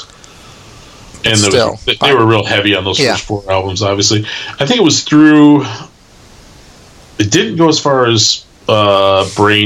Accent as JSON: {"language": "English", "town": "Milwaukee", "region": "Wisconsin", "country": "United States", "tie": "born or raised there", "said": "growing up in the Milwaukee burbs"}